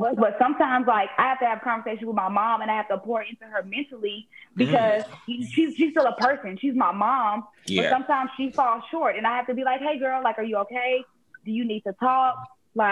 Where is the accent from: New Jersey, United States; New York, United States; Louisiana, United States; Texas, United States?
Texas, United States; Houston; moved away as an adult; now in Atlanta, United States; I'm born and raised in Houston